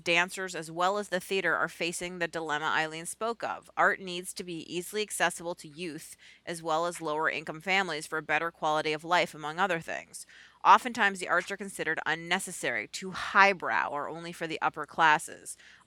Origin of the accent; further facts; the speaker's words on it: Boston, Massachusetts, United States; moved away as an adult; also born or lived in New York; I'm a Boston kid. I grew up in Boston, despite the 17 years or so I spent in New York in the middle.